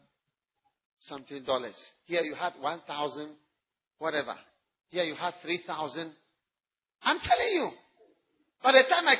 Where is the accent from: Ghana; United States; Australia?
Ghana; being a Ghanaian or African